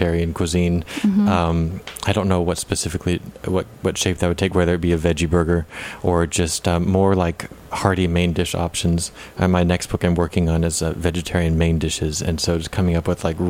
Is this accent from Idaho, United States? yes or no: yes; Idaho, United States; moved away as an adult; now in New York, United States; I grew up in Idaho and I worked in a bakery there during the summers. And then I came to New York